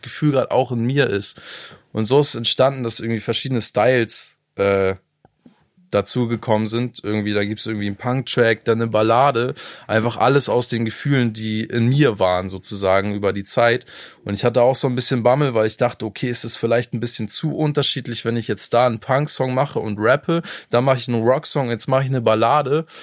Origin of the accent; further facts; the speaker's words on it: Hamburg, Germany; ich komme aus Hamburg